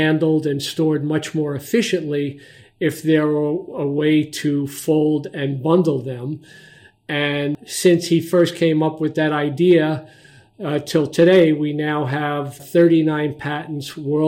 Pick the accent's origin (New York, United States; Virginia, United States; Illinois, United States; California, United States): New York, United States; New York City; moved away as an adult; now in Montclair, United States; I grew up and spent a good part of my younger life in Brooklyn, New York